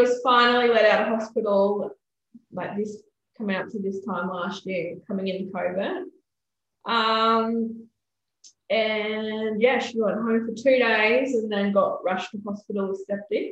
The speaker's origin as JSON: {"language": "English", "town": "Gold Coast", "region": "Queensland", "country": "Australia", "tie": "born or raised there", "lives_now": "Jimboomba, Australia", "said": "I grew up down the Gold Coast."}